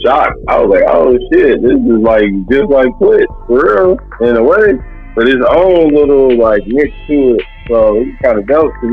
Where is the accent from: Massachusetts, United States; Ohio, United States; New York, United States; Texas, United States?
Ohio, United States; now in Las Vegas, United States; I'm from Vegas, but I grew up in Ohio